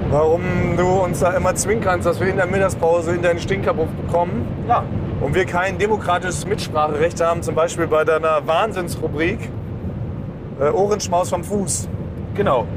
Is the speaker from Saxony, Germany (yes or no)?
no; Berlin, Germany; born or raised there